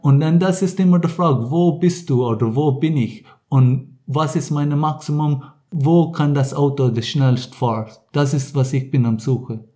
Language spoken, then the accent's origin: German; Ireland; German is a second language; also born or lived in Munich, Germany; now in Rapperswil, Switzerland; ich kann viel in Irland aufgewachsen